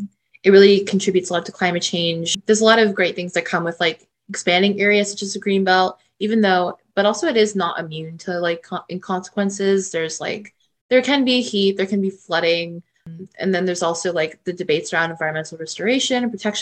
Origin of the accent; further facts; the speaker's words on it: Toronto, Ontario, Canada; I'm from Toronto